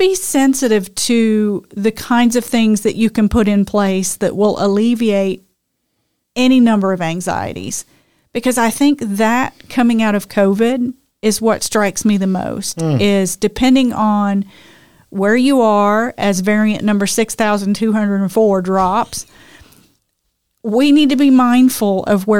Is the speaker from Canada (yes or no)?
no; United Kingdom; I'm British. Come on.